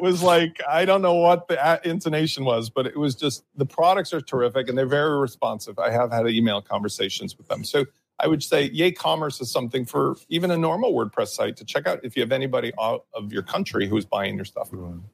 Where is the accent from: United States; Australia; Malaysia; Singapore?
United States; as an American